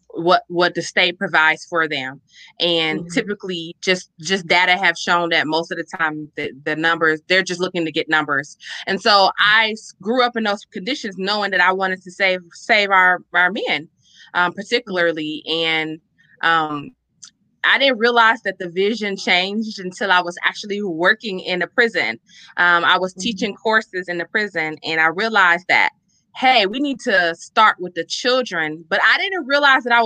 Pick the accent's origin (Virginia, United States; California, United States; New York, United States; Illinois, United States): Illinois, United States; Chicago; growing up in Chicago